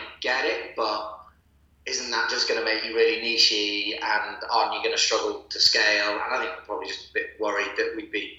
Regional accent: Manchester, North West England, United Kingdom; I was brought up in Manchester, myself and my brothers

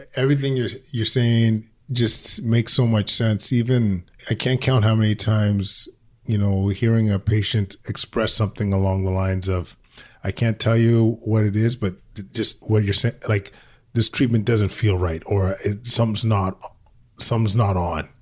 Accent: Alberta, Canada; moved away; I'm originally from Alberta

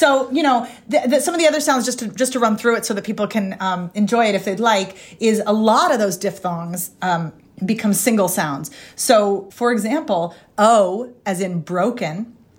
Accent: Ireland; I'm from Ireland.

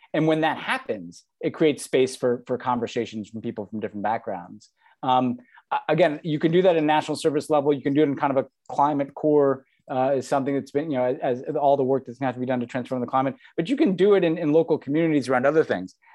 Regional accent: United States

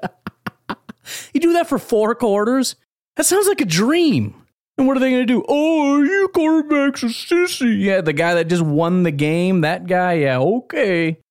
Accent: Illinois, United States; I grew up in Illinois with Bears fans

